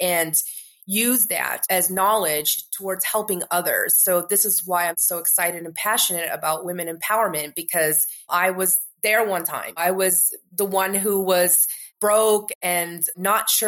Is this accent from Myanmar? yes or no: no; Canada; also born or lived in New York, United States; now in Marrakesh, Morocco; I grew up in Canada. Most of my family is still there.